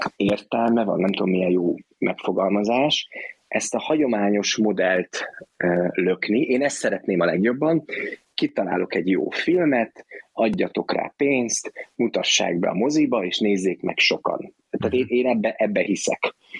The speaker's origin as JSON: {"language": "Hungarian", "country": "Hungary", "said": "én magyar vagyok"}